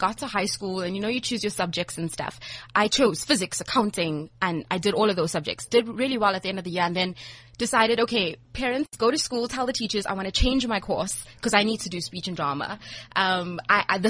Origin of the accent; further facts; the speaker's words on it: Durban, KwaZulu-Natal, South Africa; From Mierbank in Durban